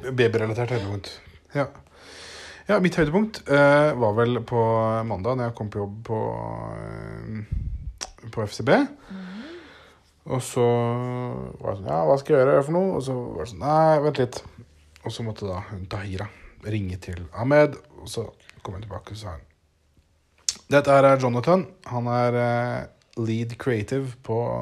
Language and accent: Norwegian; Norway; moved away; hjemme i Norge